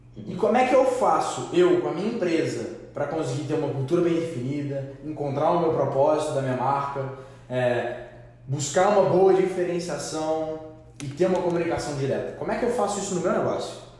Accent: Minas Gerais, Brazil; a gente é mineiro

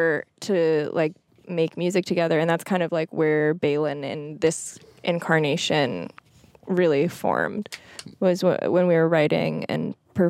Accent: New York City, New York, United States; And we're from New York City.

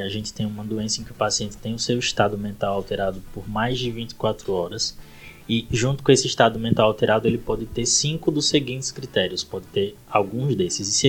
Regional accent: Itabaiana, Sergipe, Brazil; moved away as an adult; also born or lived in Aracaju; now in São Paulo, Brazil; sou lá de Itabaiana, Sergipe, formado pela Universidade de Tiradentes e Aracaju.

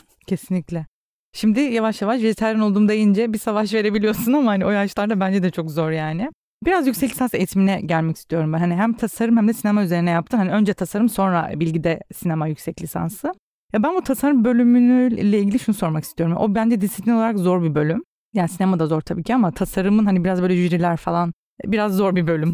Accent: Rize Province, Turkey; Rize'de doğup büyüdüm

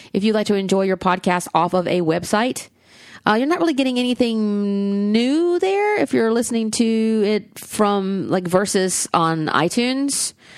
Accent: the South, United States; accent: Southern; my Southern accent

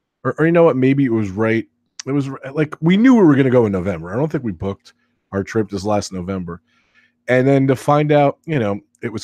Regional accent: United States; I'm American

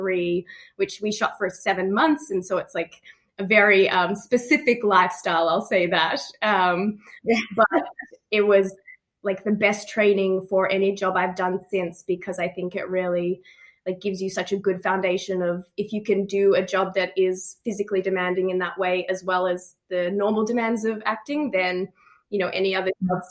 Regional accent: Melbourne, Victoria, Australia; moved away as an adult; also born or lived in Los Angeles; I'm from Melbourne, born and raised here

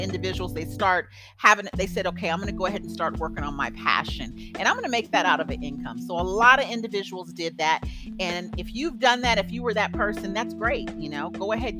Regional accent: United States; moved away; also born or lived in Germany; I'm from the States

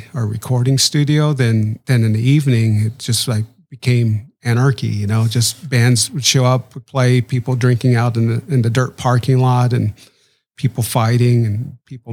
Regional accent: Denver, Colorado, United States; I'm originally from Denver, Colorado

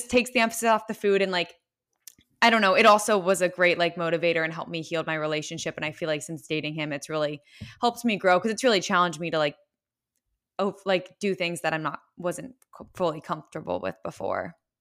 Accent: West Chester, Pennsylvania, United States; I'm from Westchester, Pennsylvania

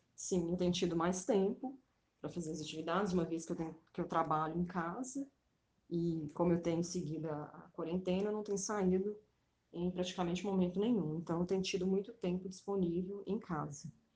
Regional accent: Contagem, Minas Gerais, Brazil; Eu nasci em Contagem, Minas Gerais

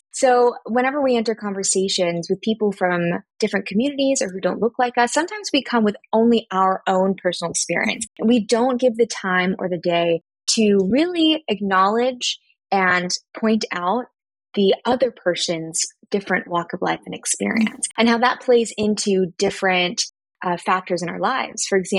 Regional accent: Philippines; I am Filipino and half white, and my mother most certainly was not supportive about mental health as I was going through high school and college.

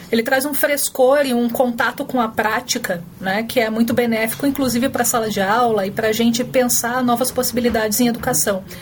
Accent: Paraná, Brazil; also born or lived in Brasília / Mato Grosso / Rondônia / Rio de Janeiro; Eu sou paranaense, eu morei no Brasil, é, em muitos lugares do Brasil. Meu pai trabalhava no Banco do Brasil, então Brasília muito tempo, Mato Grosso, Rondônia, Rio

